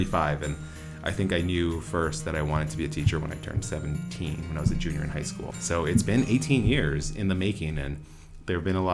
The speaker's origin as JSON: {"language": "English", "town": "Honolulu", "region": "Hawaii", "country": "United States", "said": "I am from Honolulu, Hawaii."}